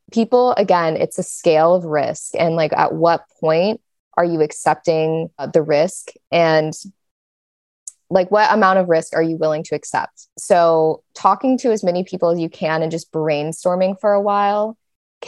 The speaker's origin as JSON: {"language": "English", "town": "Kansas City", "region": "Missouri", "country": "United States", "said": "I'm from Kansas City"}